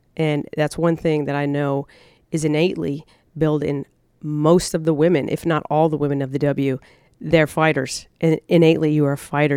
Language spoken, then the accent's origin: English; United States; I was as staunch American